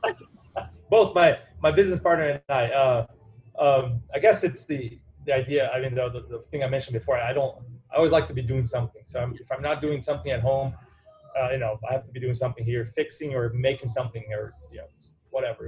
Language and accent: English; Brazil; now in Evanston, United States; I am from Brazil originally